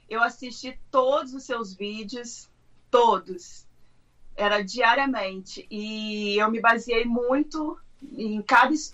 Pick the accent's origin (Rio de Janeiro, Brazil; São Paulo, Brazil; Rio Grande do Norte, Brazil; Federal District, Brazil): Rio de Janeiro, Brazil; Três Rios; moved away as an adult; also born or lived in Macaé; now in United States; Uh, eu sou de Três Rios, que é interior do Rio. Eu não trabalhava, eu era do lar, mas eu morei oito anos em Macaé.